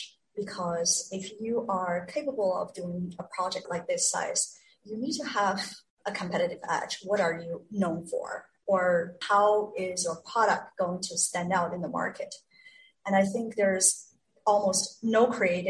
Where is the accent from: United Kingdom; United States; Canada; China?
China; moved away; I was born and raised in China